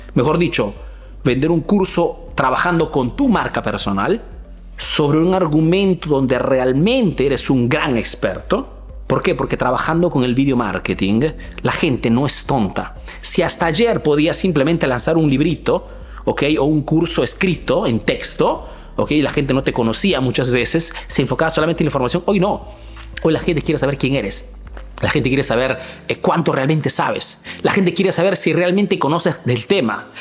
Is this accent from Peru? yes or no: yes; Peru; now in Milan, Italy